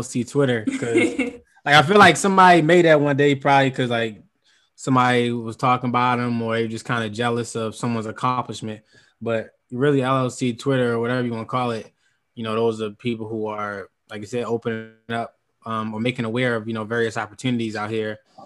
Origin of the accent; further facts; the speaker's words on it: Baltimore, Maryland, United States; growing up in Baltimore